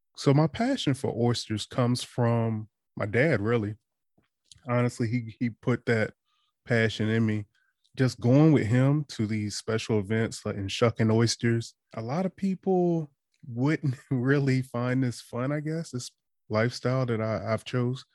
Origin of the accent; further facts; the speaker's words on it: Eastern Shore, Maryland, United States; moved away as an adult; also born or lived in DC, Maryland, Virginia area; now in DMV area, United States; I'm from the Eastern Shore, but I've been in the D M V area since twenty fifteen